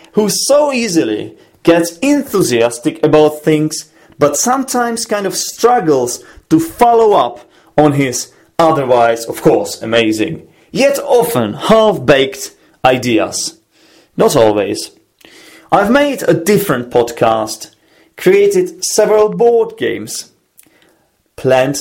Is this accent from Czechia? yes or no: yes; Czechia; English is a second language; I am from the Czech Republic and I work as an English teacher